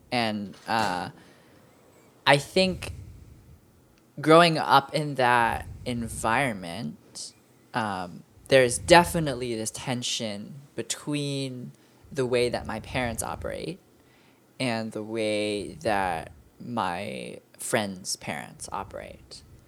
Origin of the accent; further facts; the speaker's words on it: Virginia, United States; I was born in Virginia, but my parents are from Hong Kong.